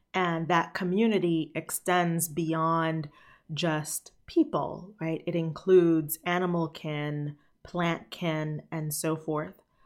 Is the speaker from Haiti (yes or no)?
yes; Haiti; I was born in Haiti